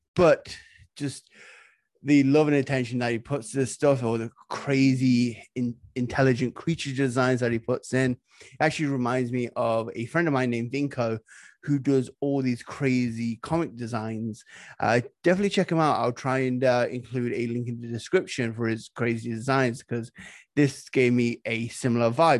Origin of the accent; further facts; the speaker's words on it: Nottingham, East Midlands, United Kingdom; I'm from Nottingham